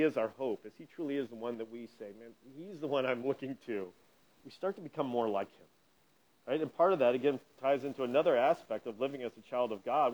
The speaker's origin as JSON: {"language": "English", "town": "Indianapolis", "region": "Indiana", "country": "United States", "tie": "born or raised there", "said": "growing up in Indianapolis"}